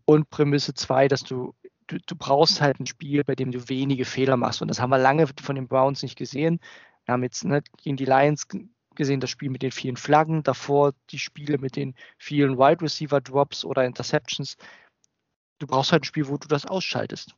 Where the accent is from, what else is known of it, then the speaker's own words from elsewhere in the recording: Germany; als Deutscher, also nicht Muttersprachler